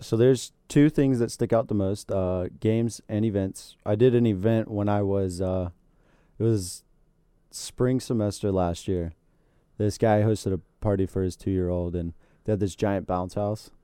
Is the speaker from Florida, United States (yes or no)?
yes; Florida, United States; I'm from Florida and I grew up in this